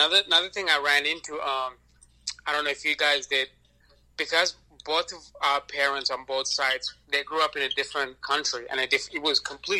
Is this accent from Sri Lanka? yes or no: yes; Sri Lanka; now in United States; if I'm Sri Lankan, you know, when I grew up in Sri Lanka